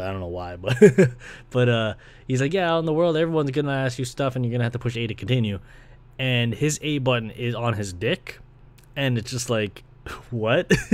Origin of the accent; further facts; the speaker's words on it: Brampton, Ontario, Canada; moved away as an adult; now in Scarborough, Canada; I was born in Scarborough, funny enough, so I was born here back in ninety-two. And I was pretty much raised in Brampton